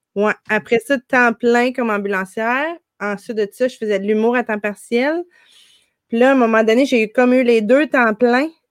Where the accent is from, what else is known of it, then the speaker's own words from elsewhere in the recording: Gatineau, Quebec, Canada; moved away as an adult; also born or lived in Ottawa / Montreal; now in Ontario, Canada; on habitait au Québec, l'autre côté du pont, à Hall